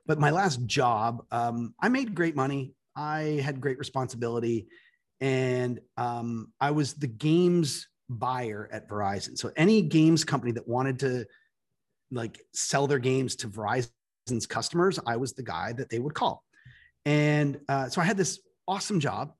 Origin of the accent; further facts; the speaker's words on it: Toronto, Ontario, Canada; moved away as an adult; now in United States; I'm Canadian, so I'm from Toronto